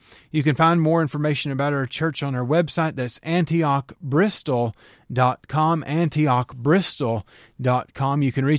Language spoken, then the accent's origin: English; United States; How can we respond as American Christians to this crisis going on in Israel